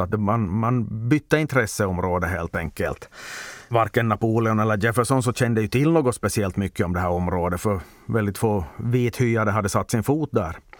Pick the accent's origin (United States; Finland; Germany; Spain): Finland; Ostrobothnia; jag som svensk österbottning